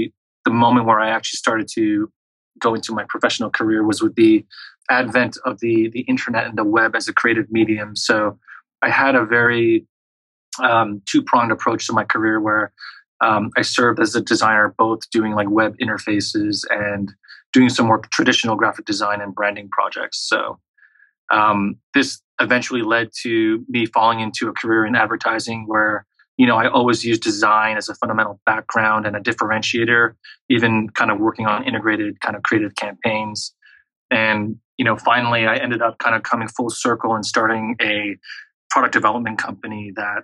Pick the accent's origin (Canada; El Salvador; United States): Canada; Montreal, Quebec; I was actually born and raised in a small suburb off of Quebec City, which is the heartland of French Canada. And I spent most of my childhood and adolescent years growing up in Montreal.